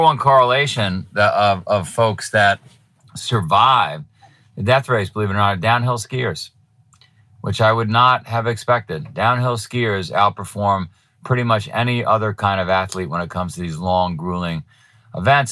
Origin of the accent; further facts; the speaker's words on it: New York, United States; moved away as an adult; now in Vermont, United States; I was from New York